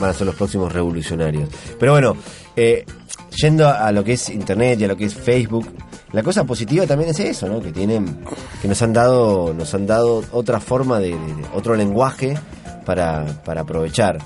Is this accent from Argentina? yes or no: yes; Argentina; moved away as an adult; also born or lived in Switzerland; now in Concón, Chile; yo me fui de Argentina a finales del 99, 2000 casi